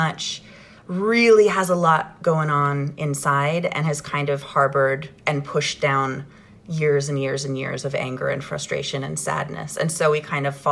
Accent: Ottawa, Ontario, Canada; I grew up in Ottawa, Ontario, Canada

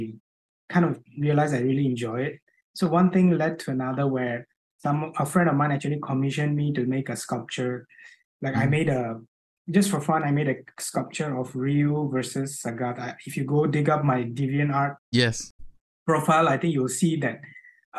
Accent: Bangladesh; moved away as an adult; now in Singapore; So I'm originally from Bangladesh. Mm-hmm. So I came to Singapore to study, which was 20 years ago.

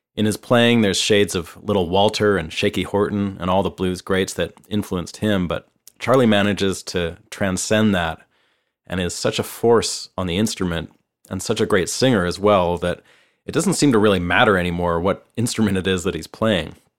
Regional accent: Canada; moved away as an adult; now in Nashville, United States; I'm a Canadian guitarist, songwriter, producer, and engineer, and I've been living and working here in Nashville for the last four years

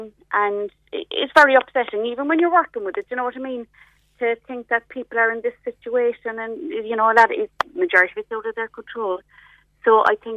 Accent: Ireland; We're typically Irish people

